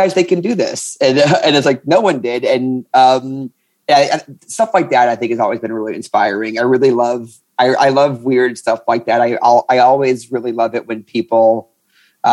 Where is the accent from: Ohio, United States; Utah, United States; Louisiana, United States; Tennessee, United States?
Louisiana, United States; New Orleans; I am a comedian from New Orleans, Louisiana